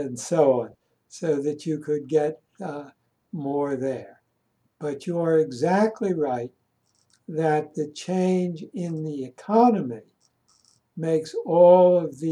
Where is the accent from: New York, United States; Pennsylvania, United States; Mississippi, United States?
Pennsylvania, United States; Philadelphia; I grew up in Philadelphia, in Germantown